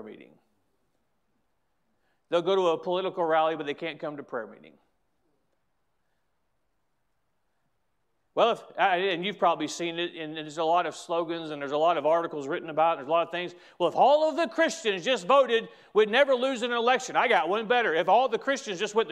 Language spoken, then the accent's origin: English; United States; as an American